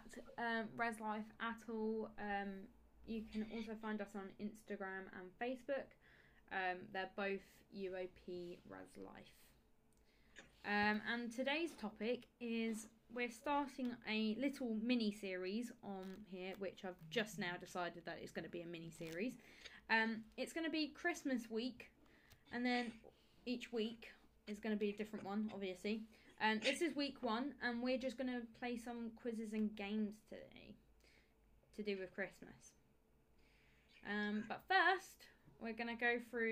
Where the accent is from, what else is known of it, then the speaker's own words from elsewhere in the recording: Kent, South East England, United Kingdom; I'm from Kent